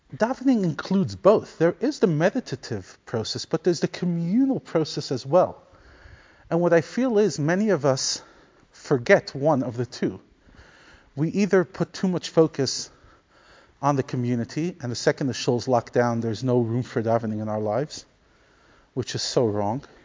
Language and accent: English; New York City, New York, United States; growing up in Crown Heights